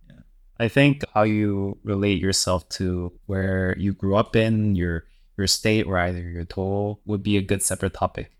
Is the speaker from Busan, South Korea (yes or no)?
no; Daegu, South Korea; moved away; Daegu, which is my hometown and which is also where my parents live